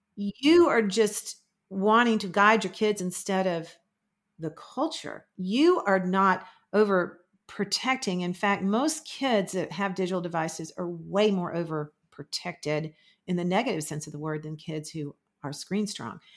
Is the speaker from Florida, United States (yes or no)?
yes; Florida, United States; I'm from Florida